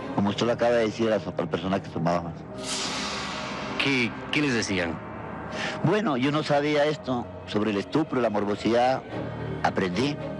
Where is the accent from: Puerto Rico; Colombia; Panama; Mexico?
Colombia; yo soy colombiano